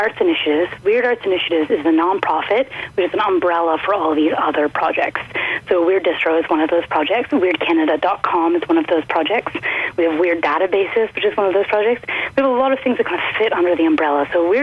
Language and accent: English; Perth, Ontario, Canada; born there; I was born in Perth, Ontario, and I've lived kind of all over Canada.